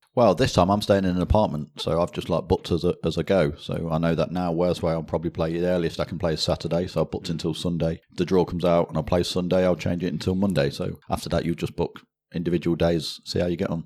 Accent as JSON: {"language": "English", "town": "Leicester", "region": "East Midlands", "country": "United Kingdom", "tie": "born or raised there", "said": "born and bred in Leicester"}